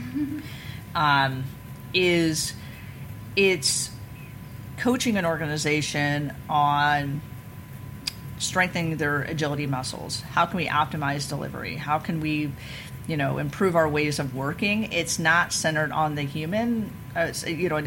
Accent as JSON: {"language": "English", "region": "Missouri", "country": "United States", "said": "I'm from Missouri, the show me state"}